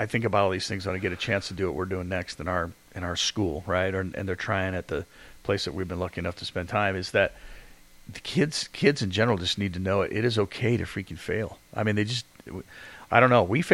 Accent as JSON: {"language": "English", "region": "England", "country": "United Kingdom", "tie": "born or raised there", "moved": "yes", "said": "I got the English flag because I was born there"}